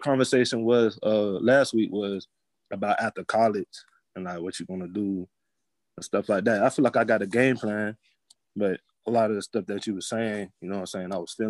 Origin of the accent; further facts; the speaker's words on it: Florida, United States; moved away as an adult; now in New York, United States; I'm from Florida